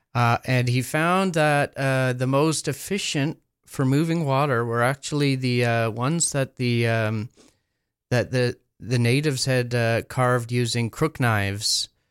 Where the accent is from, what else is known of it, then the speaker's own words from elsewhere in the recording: Sprucedale, Ontario, Canada; also born or lived in Quebec / California; I grew up in Sprucedale